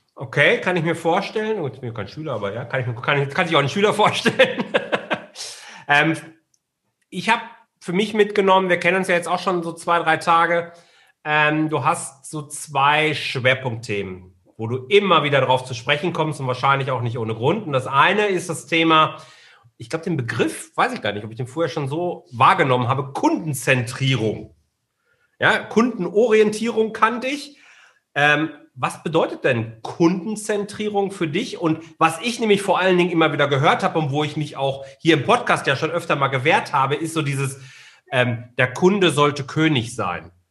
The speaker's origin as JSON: {"language": "German", "area": "Ruhr area", "region": "North Rhine-Westphalia", "country": "Germany", "said": "Wir kommen ja beide aus dem Robot"}